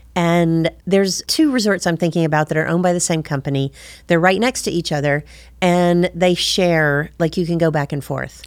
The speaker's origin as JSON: {"language": "English", "town": "Ringgold", "region": "Georgia", "country": "United States", "also_born_or_lived": "London", "said": "I'm originally from Ringgold, Georgia"}